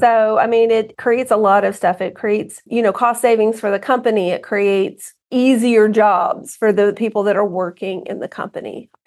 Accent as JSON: {"language": "English", "region": "Southern Alabama", "country": "United States", "tie": "born or raised there", "said": "I grew up in Alabama, grew up on a farm"}